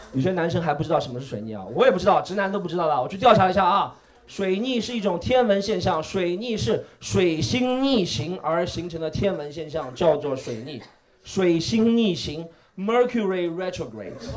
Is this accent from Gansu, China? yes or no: no; Shanghai, China; 我也是上海人。我们家祖上三代都是杨浦区的上海人